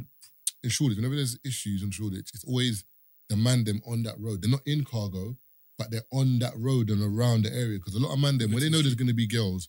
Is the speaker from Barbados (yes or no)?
yes; Barbados; because you're from Jamaica, I'm from Barbados, he's from Trinidad. Our culture is completely different.